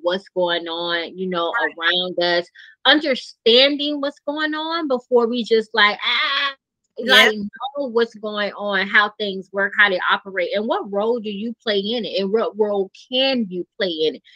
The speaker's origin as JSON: {"language": "English", "town": "Savannah", "region": "Georgia", "country": "United States", "tie": "born or raised there", "also_born_or_lived": "Atlanta, Georgia", "moved": "as an adult", "said": "I move back to my hometown, Savannah"}